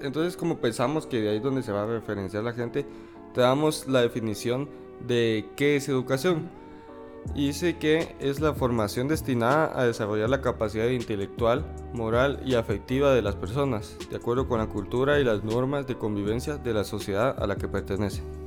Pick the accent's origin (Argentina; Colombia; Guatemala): Guatemala; que es nuestro país, para los que no lo saben, somos de Guatemala.